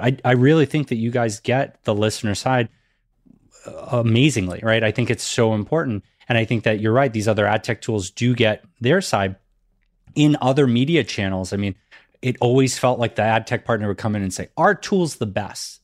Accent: Massachusetts, United States; growing up in Massachusetts, that was something that they definitely made sure we learned in school.

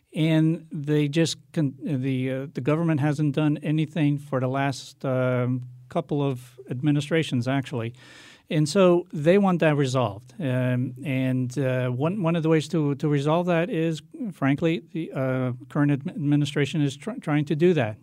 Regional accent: Hartford, Connecticut, United States; also born or lived in Portugal / Meriden; I grew up in Hartford, went to all, all the public schools there

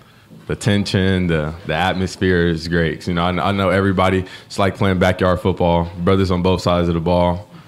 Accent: Hamilton, Ohio, United States; Growing up, came from Hamilton, our rivalry. So that's my hometown.

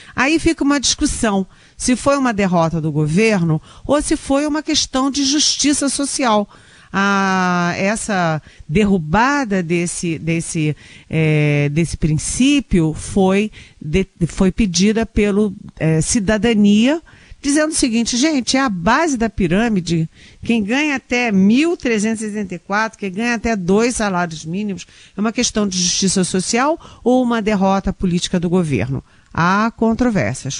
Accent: Rio de Janeiro, Brazil; moved away; eu sou carioca

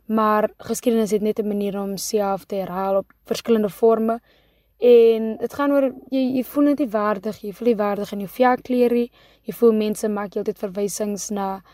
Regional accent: Kakamas, Northern Cape, South Africa; gebore en grootgemaak in Kakamas.

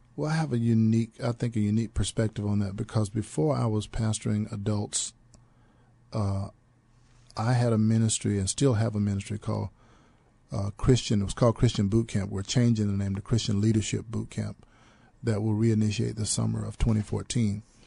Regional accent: Troy, North Carolina, United States; moved away as an adult; now in San Antonio, United States; I was born and raised in North Carolina

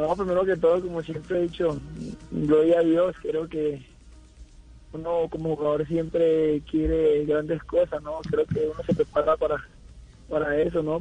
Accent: Colombia; now in León, Mexico; mañana ya regreso a Colombia

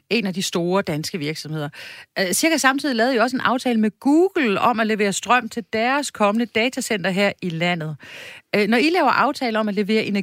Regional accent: the West Coast, West Jutland, Denmark; jeg voksede op på Vestkysten

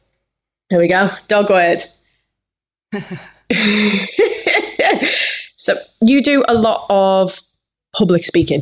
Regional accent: Liverpool, North West England, United Kingdom; Definitely something I struggled with, being a Scouser.

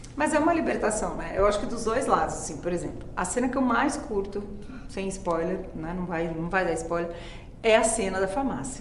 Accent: São Paulo, Brazil; Eu particularmente cresci em bairro de periferia em São Paulo

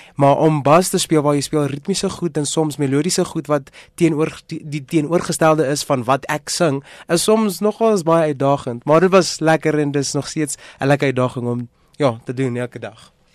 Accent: South Africa; Ons is Suid-Afrikaners

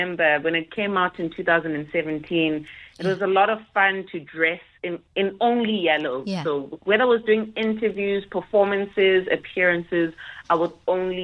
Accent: Pietermaritzburg, KwaZulu-Natal, South Africa; also born or lived in Durban; I was raised, born in Durban, raised in Pietermaritzburg, KZN

